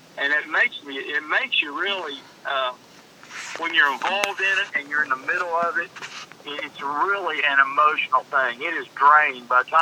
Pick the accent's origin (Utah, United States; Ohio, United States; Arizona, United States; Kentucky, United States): Ohio, United States; Ironton; moved away as an adult; now in Huntington, United States; I'm from Ironton, Ohio